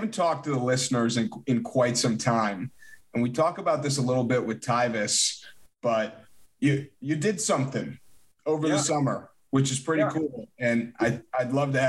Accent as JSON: {"language": "English", "town": "Chicago", "region": "Illinois", "country": "United States", "said": "because we're from Chicago"}